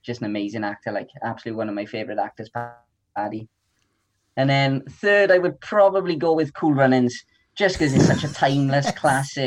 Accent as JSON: {"language": "English", "town": "Tredegar", "region": "Wales", "country": "United Kingdom", "tie": "born or raised there", "said": "Tredegar. It's my hometown"}